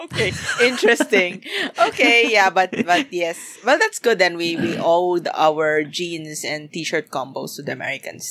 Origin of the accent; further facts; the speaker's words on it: Philippines; as a Filipino.